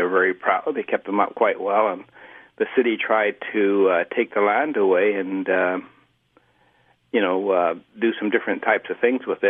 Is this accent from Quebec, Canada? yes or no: no; Vancouver, British Columbia, Canada; I grew up in Vancouver's east side, between Main and Gore.